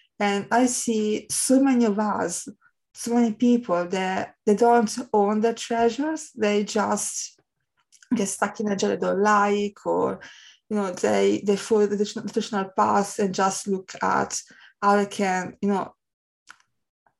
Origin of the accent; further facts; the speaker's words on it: Italy; I'm from Italy